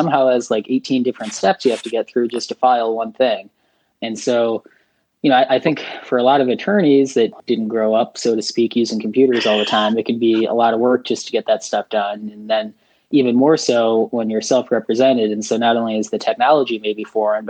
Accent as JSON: {"language": "English", "region": "downstate Illinois", "country": "United States", "moved": "yes", "lives_now": "Chicago, United States", "said": "I live in Chicago now. I'm originally from downstate Illinois"}